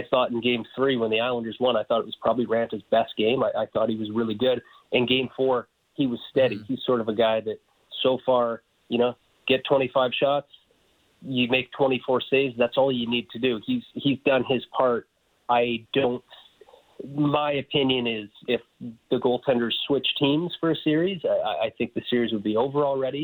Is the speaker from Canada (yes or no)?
yes; Calgary, Alberta, Canada; I grew up in Calgary